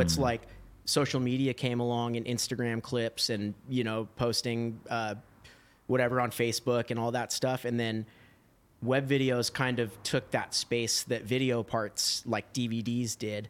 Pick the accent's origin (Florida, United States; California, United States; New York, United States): California, United States; Huntington Beach; also born or lived in Washington; I grew up in Huntington Beach